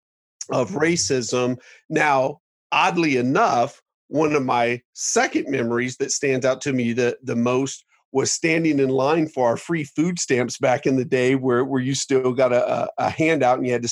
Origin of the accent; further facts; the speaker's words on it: Dayton, Ohio, United States; moved away; I grew up in Dayton, Ohio